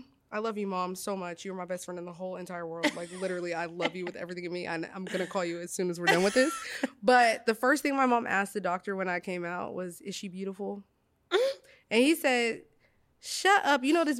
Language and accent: English; Monticello, Arkansas, United States; I grew up in Monticello, Arkansas, babes. Like, we ate gizzards, pig feet.